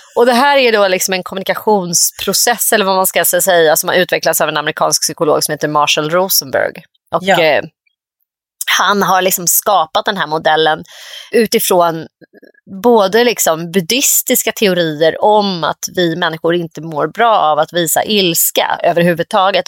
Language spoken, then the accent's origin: Swedish; Nacka, Stockholm County, Sweden; jag växte upp i Orminge då som ju verkligen är en gammal så här, men sossekommun var ju Nacka då.